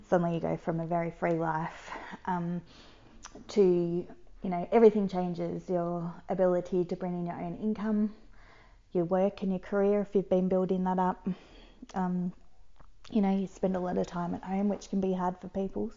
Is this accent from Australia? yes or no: yes; Geelong, Victoria, Australia; where are you from? I said, Geelong.